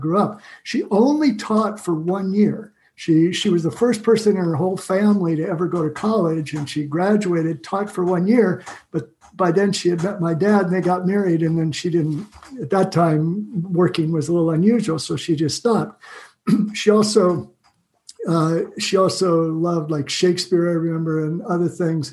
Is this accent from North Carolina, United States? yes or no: no; Salem, Oregon, United States; I grew up in Salem, Oregon, and my dad had a candy store there